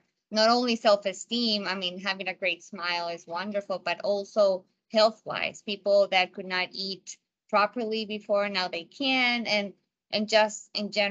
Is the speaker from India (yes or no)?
no; Margarita Island, Nueva Esparta, Venezuela; moved away; also born or lived in United States; I was born in the States, but I was raised in an island called Margarita Island back in Venezuela